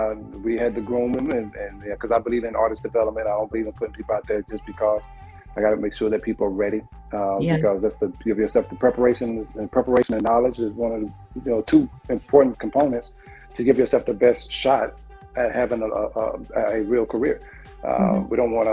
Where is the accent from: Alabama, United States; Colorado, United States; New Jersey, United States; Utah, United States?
Alabama, United States; Anniston; You know, when I talked about growing up in Anniston years ago, you was either going to be a rapper or singing in church.